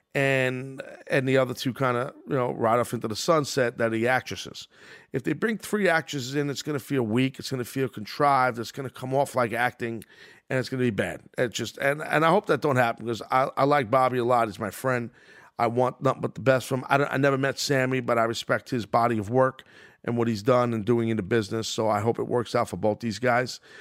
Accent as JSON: {"language": "English", "town": "New York City", "region": "New York", "country": "United States", "tie": "born or raised there", "said": "my hometown at Madison Square Garden"}